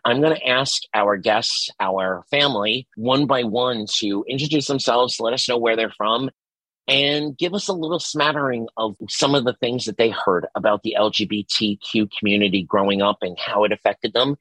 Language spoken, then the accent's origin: English; New York City, New York, United States; I grew up in Staten Island, New York